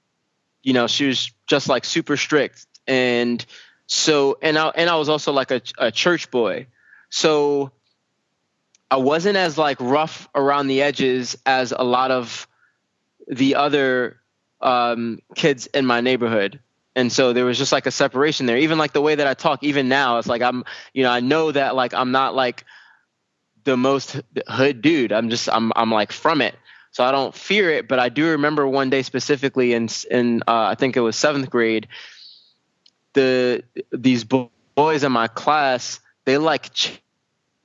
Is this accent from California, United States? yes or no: no; New York City, New York, United States; I grew up in Brooklyn, right, in East New York, Brooklyn, which is a very rough part of Brooklyn.